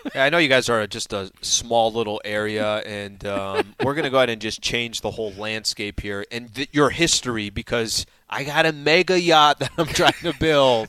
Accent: San Diego, California, United States; born and raised in San Diego

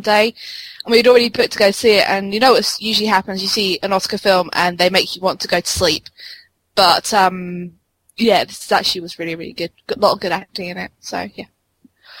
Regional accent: United Kingdom; I'm just British

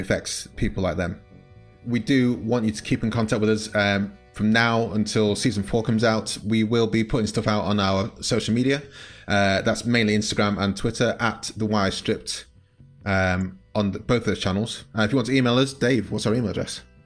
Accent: United Kingdom; as a Brit

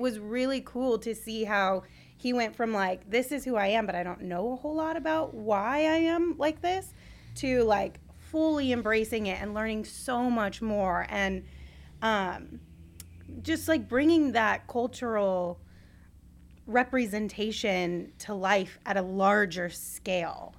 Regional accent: Sierra Vista, Arizona, United States; I grew up in Sierra Vista, which had like maybe one billboard in the entire town

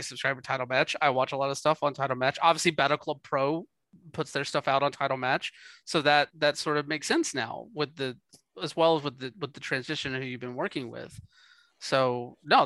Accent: the South, United States; I'm from the South

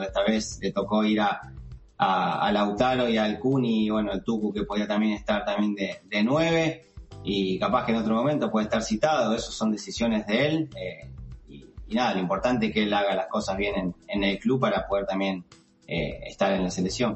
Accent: Rosario, Santa Fe, Argentina; moved away as an adult

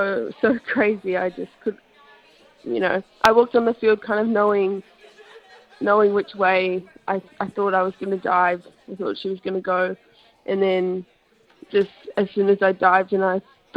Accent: Sydney, New South Wales, Australia; moved away; I was born in Sydney, so I started playing over there when I was about 8

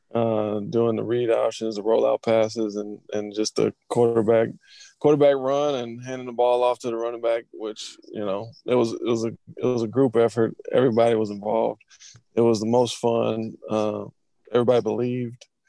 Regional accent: Georgia, United States; I'm from Georgia

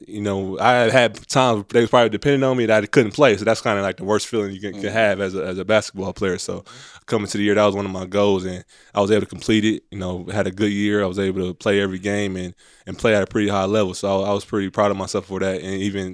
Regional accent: Milwaukee, Wisconsin, United States; moved away; growing up in Milwaukee, you know, I had like the real blue chip experience

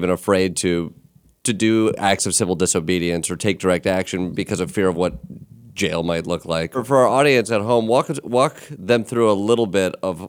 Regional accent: Michigan, United States; now in New York, United States; I grew up in Michigan

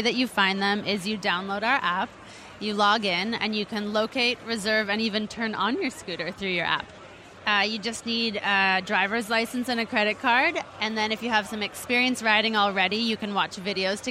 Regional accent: Bay Area, California, United States; moved away as an adult; also born or lived in Shanghai, China; I'm actually born and raised in the Bay Area, but I've been living in Shanghai, China for the last 5 years

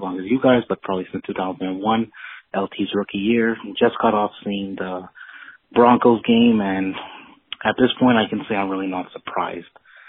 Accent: Toronto, Ontario, Canada; I'm from Toronto.

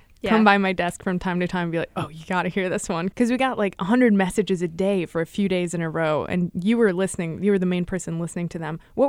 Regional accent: Chicago suburbs, Illinois, United States; moved away; also born or lived in Canada; I grew up outside Chicago in the suburbs

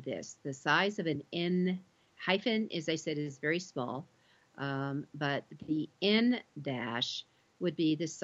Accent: Colorado, United States; I come from Colorado

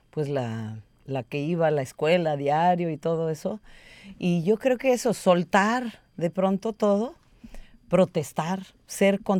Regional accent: Minnesota, United States; Yo crecí en Minnesota, donde la mayoría de las mujeres se veían así.

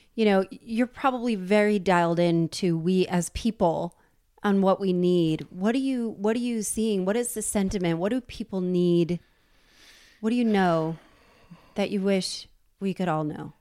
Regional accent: New Jersey, United States; I'm from New Jersey.

